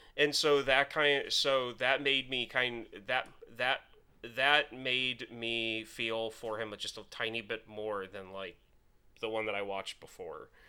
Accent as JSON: {"language": "English", "country": "United States", "said": "as an American"}